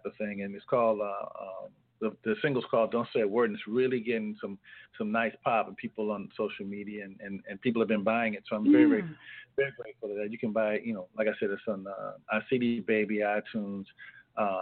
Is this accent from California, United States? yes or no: yes; California, United States; now in Boston, United States; I come from California